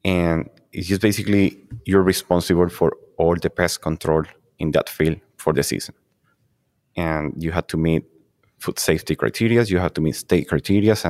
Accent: Puerto Rico; moved away as an adult; now in Arizona, United States; I'm originally from Puerto Rico. I grew up in tropical farming

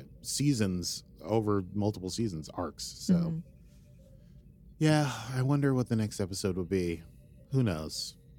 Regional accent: Idaho, United States; I'm from Idaho.

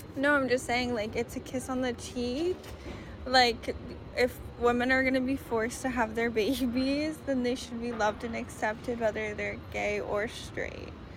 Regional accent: Hicksville, United States; I'm from Hicksville

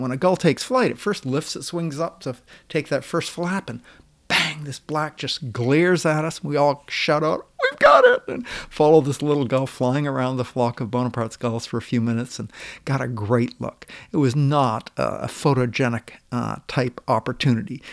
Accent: Oakland, Maine, United States; moved away as an adult; also born or lived in Seattle, Washington / New York; now in Washington, United States; I was just a few months old and spent my whole childhood, my whole youth in Oakland, Maine

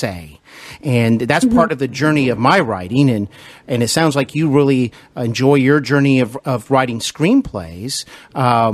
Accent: Cincinnati, Ohio, United States; also born or lived in Los Angeles; do the show from Cincinnati, Ohio, my hometown, although I used to live in Los Angeles

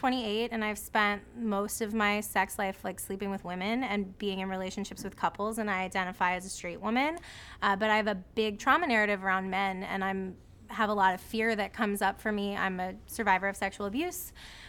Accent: Florida, United States; born or raised there

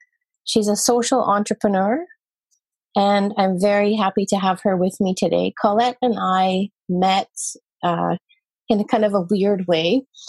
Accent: Scotland, United Kingdom; I'm from Scotland

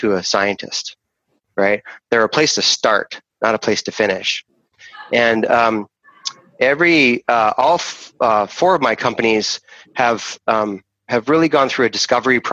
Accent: Canada; also born or lived in Rome, Italy / Vancouver, Canada; I'm a Canadian, so I live in Vancouver, and my family actually immigrated from Europe. I was actually born in Europe. I was born in Rome, and we came here as an immigrant family

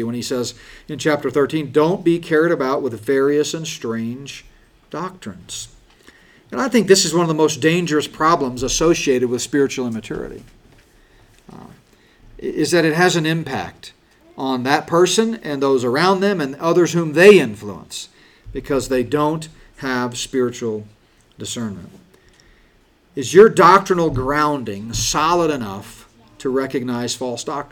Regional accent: United States; We've been so blessed as American Christians

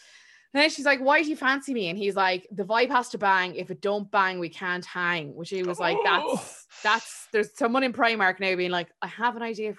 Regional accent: Swansea, Wales, United Kingdom; Paige is like, she's this Brazilian bombshell and I'm a paramedic from Swansea.

